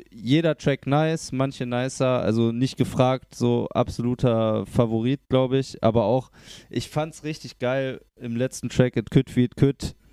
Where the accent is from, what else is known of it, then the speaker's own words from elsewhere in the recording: near Cologne, North Rhine-Westphalia, Germany; now in Cologne, Germany; Ich komme aus der Nähe.